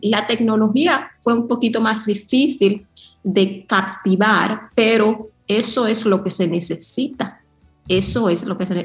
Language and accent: Spanish; New York, United States; moved away as an adult; also born or lived in Yamasá, Dominican Republic / China; yo, yo crecí en Nueva York